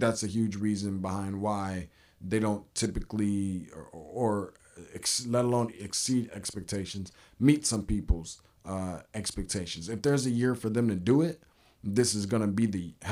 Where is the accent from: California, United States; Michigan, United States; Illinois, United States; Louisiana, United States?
Michigan, United States; I'm not from Missouri. I'm from Michigan